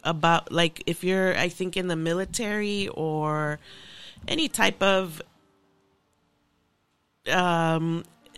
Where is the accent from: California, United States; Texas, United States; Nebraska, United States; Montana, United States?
California, United States; Los Angeles; So grew up in LA, born and raised. Grew up in South Central